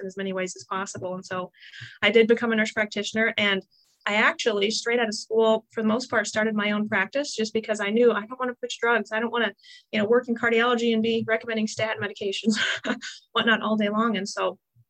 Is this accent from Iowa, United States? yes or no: yes; Iowa, United States; I'm from Iowa. I know you're Oklahoma, but I was raised in the Midwest